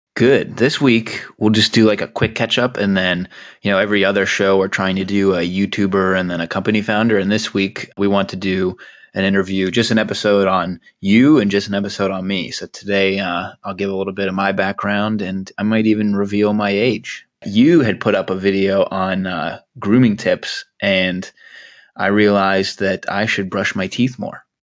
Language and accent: English; Pittsburgh, Pennsylvania, United States; also born or lived in New York; I just always say that I'm from Pittsburgh, even though I was born outside of the state